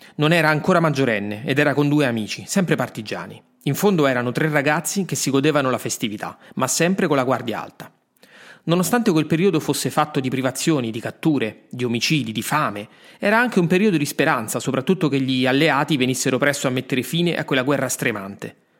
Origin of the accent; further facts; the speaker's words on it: Rome, Lazio, Italy; sono nato a Roma.